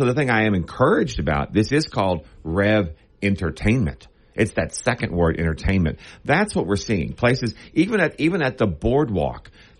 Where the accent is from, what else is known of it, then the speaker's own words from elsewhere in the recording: Bossier City, Louisiana, United States; I grew up in Bossier. I'm a Bossier High School grad of 84.